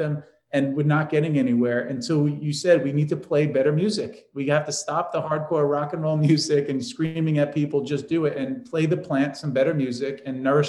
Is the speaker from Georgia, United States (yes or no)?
no; New York, United States; I'm from New York